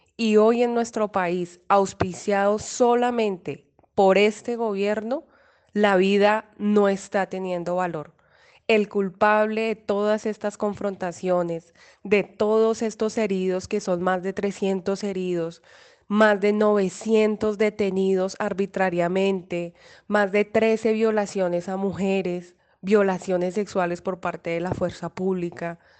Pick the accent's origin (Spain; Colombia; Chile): Colombia; todos como colombianas y colombianos